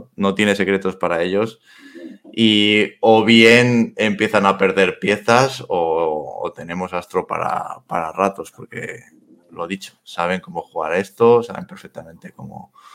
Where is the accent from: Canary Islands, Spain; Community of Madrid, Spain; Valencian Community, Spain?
Community of Madrid, Spain; Madrid; yo soy madrileño, eh, nacido en Madrid, tengo abuelos gallegos